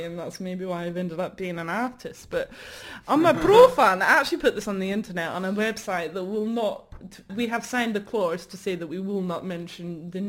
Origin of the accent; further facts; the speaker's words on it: Wales, United Kingdom; accent: Welsh; now in Glasgow, United Kingdom; it's very difficult to switch from Welsh to Glaswegian, actually.